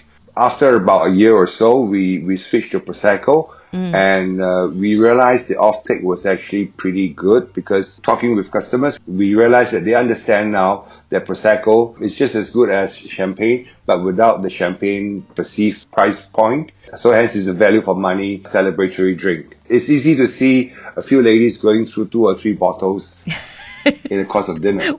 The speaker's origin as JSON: {"language": "English", "country": "Singapore", "moved": "as an adult", "lives_now": "Shanghai, China", "said": "I'm from Singapore."}